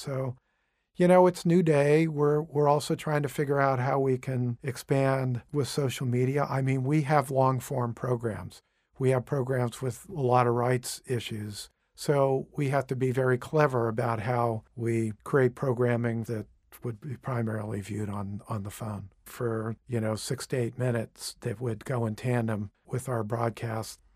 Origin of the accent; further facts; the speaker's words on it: Cape Canaveral, Florida, United States; moved away; also born or lived in Boston / New York City; I actually grew up in Cape Canaveral